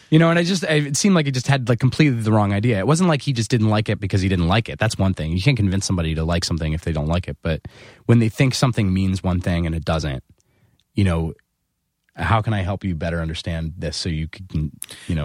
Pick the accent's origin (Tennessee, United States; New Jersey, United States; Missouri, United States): New Jersey, United States; 15 minutes outside of Philadelphia; moved away; So I grew up 15 minutes outside of Philadelphia